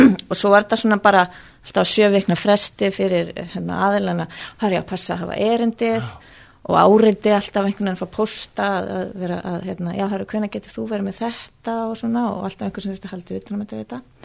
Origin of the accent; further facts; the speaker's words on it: Reykjavík, Capital Region, Iceland; also born or lived in Australia; ég er fættu uppalinn í Reykjavík